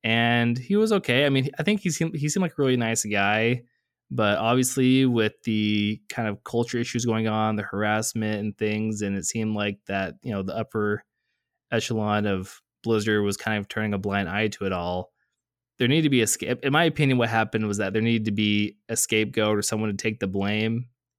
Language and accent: English; Seattle, Washington, United States; You just pick, oh, hey, you know, I'm from Seattle, so I'm going to root for the Seattle team.